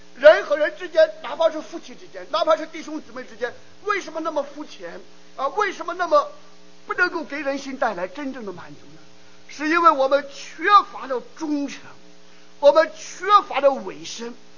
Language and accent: Chinese; China; now in United States; 我们作为华人，我们作为第一代移民，那我们背井离乡、跨洋越海，我们来到美国